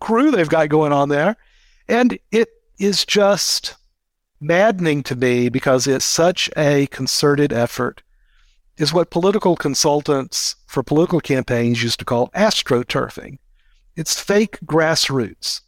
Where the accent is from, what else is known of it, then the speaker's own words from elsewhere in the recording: United States; speaking as an American.